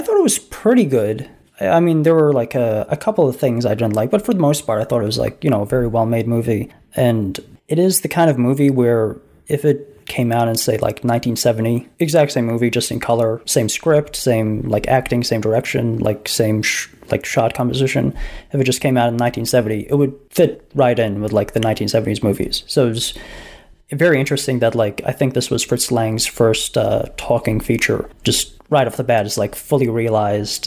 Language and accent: English; United States; as an American